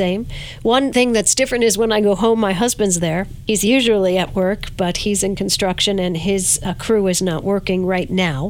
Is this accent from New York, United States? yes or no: yes; Verplanck, New York, United States; my hometown of Verplank